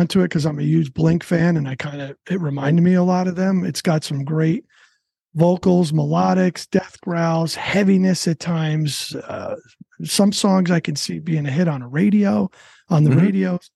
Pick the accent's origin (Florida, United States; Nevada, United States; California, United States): Florida, United States; We're all from Florida